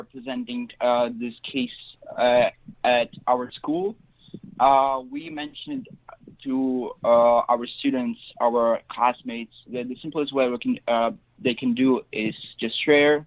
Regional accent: Lviv, Lviv Oblast, Ukraine; I'm from Lviv, the western city in Ukraine

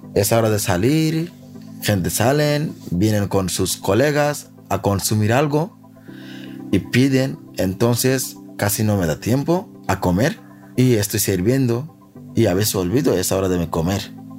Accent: Bangladesh; Spanish is a second language; moved away as an adult; also born or lived in Spain; now in Madrid, Spain; soy de Bangladesh. Tengo 36 años. Llevo en España 9 años

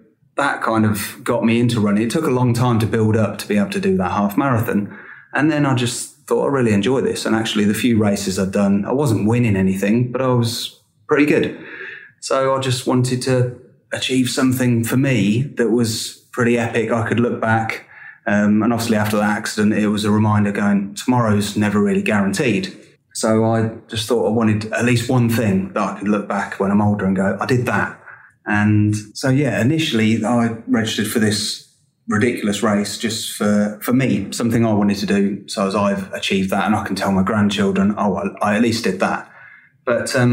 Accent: Peterborough, East of England, United Kingdom; I'm from Peterborough

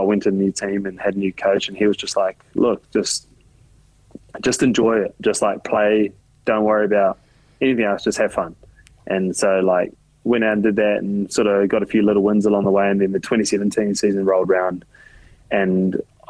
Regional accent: Auckland, New Zealand; moved away as an adult; also born or lived in Melbourne, Australia; now in Japan; when you grow up in New Zealand

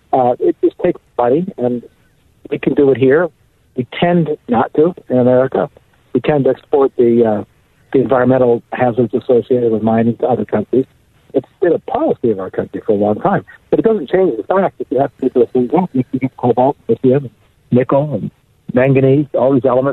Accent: Canada; now in United States; My friends in Canada, I'm from Canada

